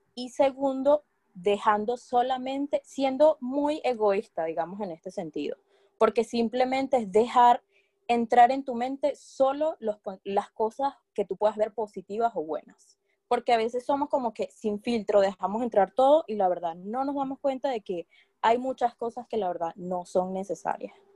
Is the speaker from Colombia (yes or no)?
no; Barquisimeto, Lara, Venezuela; moved away as an adult; now in London, United Kingdom; yo también soy venezolana, soy guara del estado Lara de Barquisimeto